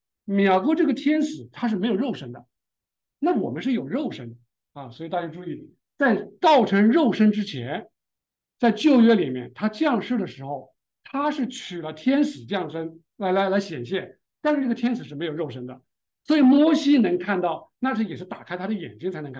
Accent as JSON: {"language": "Chinese", "country": "China", "said": "也就是我们中国人智慧可能冥冥中有这么概念哈"}